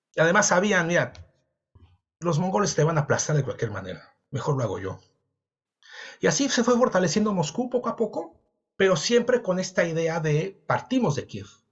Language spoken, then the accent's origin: Spanish; Mexico; moved away; also born or lived in Europe; yo soy mexicano